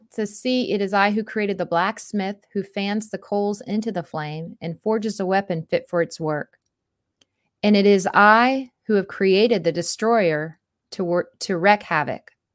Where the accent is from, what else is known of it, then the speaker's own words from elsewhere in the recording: Florida, United States; growing up in Florida